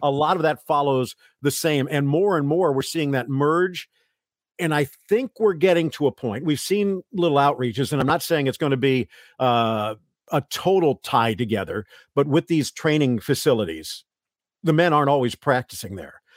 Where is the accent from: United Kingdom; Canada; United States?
United States; South Florida; also born or lived in Santa Monica, California; where I grew up in South Florida